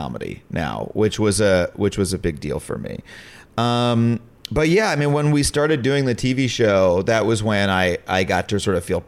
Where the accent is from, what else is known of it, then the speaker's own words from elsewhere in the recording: Long Island, New York, United States; I grew up on Long Island